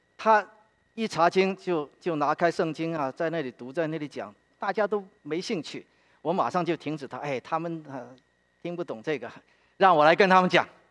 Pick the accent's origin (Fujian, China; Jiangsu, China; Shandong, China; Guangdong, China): Guangdong, China; Guangzhou; now in Philadelphia, United States; 我是广州人